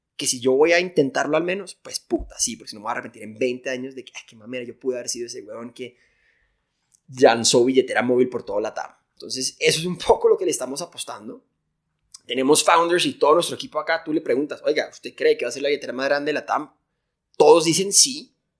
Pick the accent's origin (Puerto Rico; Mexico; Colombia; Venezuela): Colombia; soy de Colombia